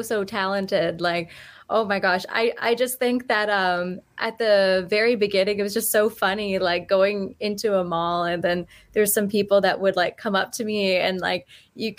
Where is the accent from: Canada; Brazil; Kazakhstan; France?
Canada; Vancouver, British Columbia; accent: Canadian; I was born and raised in Vancouver, BC. So that's where I am right now.